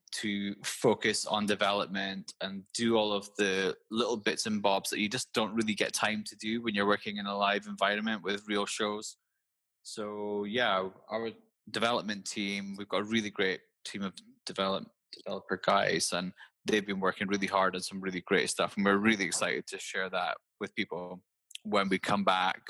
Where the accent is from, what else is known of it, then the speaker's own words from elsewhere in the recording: Aberdeen, Scotland, United Kingdom; I'm actually Scottish